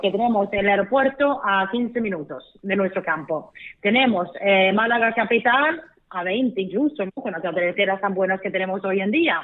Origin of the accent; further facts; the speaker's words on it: Sweden; moved away as an adult; now in Costa del Sol, Spain; mi tierra en Suecia